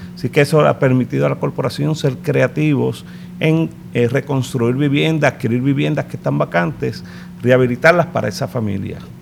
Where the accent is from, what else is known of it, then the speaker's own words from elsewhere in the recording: San Juan, Puerto Rico; realmente nací en Lloren Torres, en el Hospital de la 22